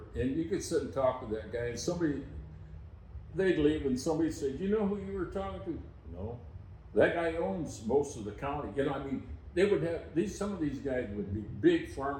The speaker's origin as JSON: {"language": "English", "region": "Minnesota", "country": "United States", "also_born_or_lived": "Shelby, Montana", "moved": "as an adult", "said": "I'm the guy from Minnesota."}